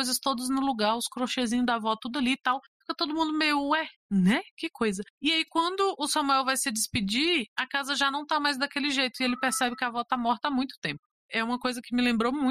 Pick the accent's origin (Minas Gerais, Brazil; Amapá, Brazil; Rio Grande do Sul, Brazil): Amapá, Brazil; Macapá; Sou de Macapá, Amapá, e sou ouvinte do Suposta Leitura desde 2018.